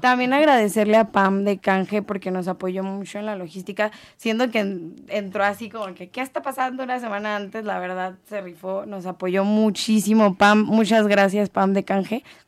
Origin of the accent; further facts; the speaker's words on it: Mexico; nosotros como mexicanos